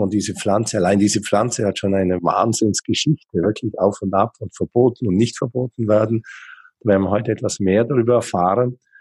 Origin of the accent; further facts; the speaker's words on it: Allgäu, Bavaria, Germany; moved away as an adult; now in Switzerland; Ich bin selber auch auf dem Bauernhof im Allgäu aufgewachsen